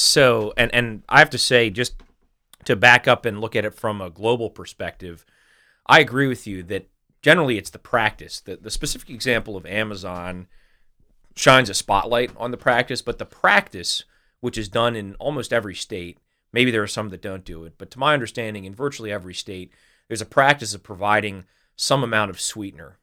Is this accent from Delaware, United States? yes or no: yes; Delaware, United States; also born or lived in Little Rock, Arkansas; I'm I'm pretty much a Delawarean